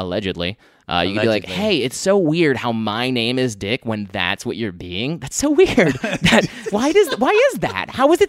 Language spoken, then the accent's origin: English; United Kingdom; No, but I'm British. I'm British.